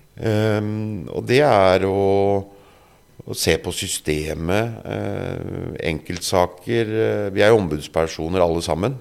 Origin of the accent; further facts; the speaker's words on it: Drammen, Buskerud, Norway; jeg vokste opp øh Eh, på Galterud.